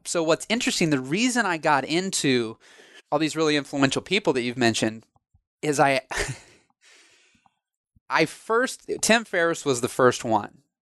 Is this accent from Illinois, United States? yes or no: yes; Illinois, United States; I'm from Illinois